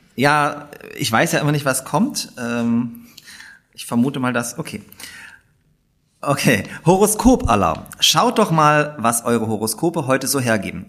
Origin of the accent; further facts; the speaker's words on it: Upper Lusatia, Saxony, Germany; also born or lived in Dresden; now in Leipzig, Germany; in Elbflorenz geboren und in der Toskana Sachsens aufgewachsen